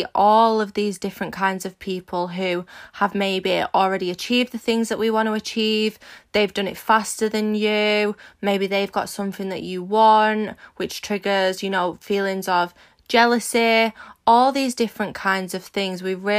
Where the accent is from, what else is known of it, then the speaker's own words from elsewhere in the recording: Manchester, North West England, United Kingdom; If you don't know me … I'm 24 from Manchester in the UK and I am a social media entrepreneur